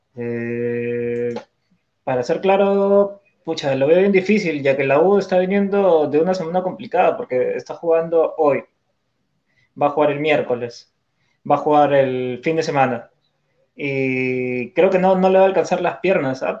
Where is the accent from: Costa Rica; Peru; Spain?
Peru; como peruano te duele, pues, te ver a un equipo este, de tu país que este, te representa